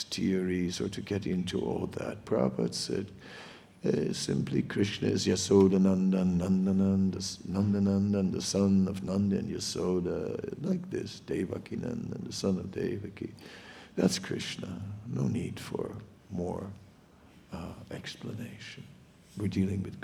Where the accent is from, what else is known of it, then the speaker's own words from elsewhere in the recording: Netherlands; moved away; I'm from the Netherlands, and in the Netherlands, we have lots of water